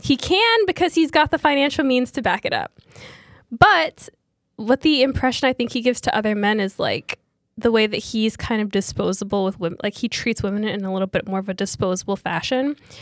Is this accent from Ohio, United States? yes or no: no; New York, United States; we're from New York.